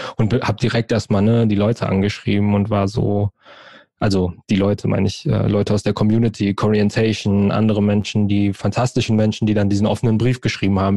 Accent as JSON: {"language": "German", "town": "Frankfurt", "region": "Hesse", "country": "Germany", "tie": "born or raised there", "said": "ich bin in Frankfurt, in und um Frankfurt aufgewachsen, geboren, groß geworden"}